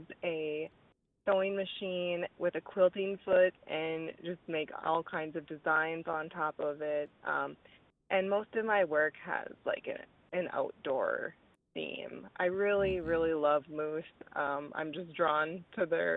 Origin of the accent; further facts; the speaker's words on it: Stephen, Minnesota, United States; now in Karlstad, United States; I was born and raised in Stephen, Minnesota, so not far from Carlstead.